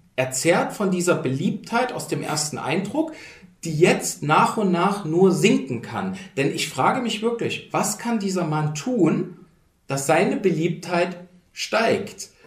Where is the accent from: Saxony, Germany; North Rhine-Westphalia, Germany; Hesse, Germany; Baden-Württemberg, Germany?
Saxony, Germany; Dresden; now in Berlin, Germany; ich tatsächlich definiere mich auch eher als Sachse, identifiziere mich mit Sachsen. Wichtig. Und vor allen Dingen Dresdner, also das Gegenteil von Leipzig